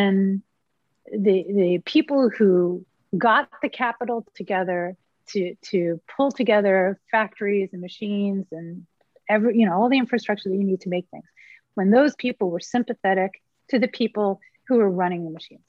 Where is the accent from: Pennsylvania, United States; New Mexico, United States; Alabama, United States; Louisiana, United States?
Pennsylvania, United States; Philadelphia; I'm from Philly